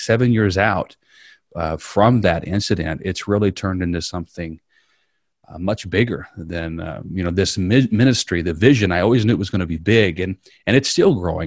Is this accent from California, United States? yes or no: no; Southern Indiana, United States; moved away as an adult; now in Riverview; I grew up in Southern Indiana